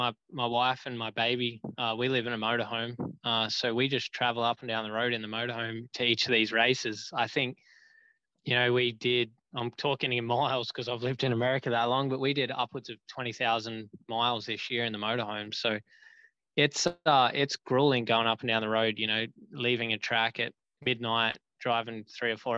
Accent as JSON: {"language": "English", "country": "Australia", "tie": "born or raised there", "also_born_or_lived": "United States", "moved": "as an adult", "said": "growing up in Australia"}